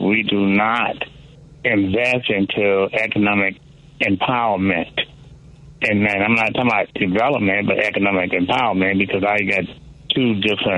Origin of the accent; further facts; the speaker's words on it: the South, United States; now in Chicago, United States; I'm from South. I was raised in Jim Crow days.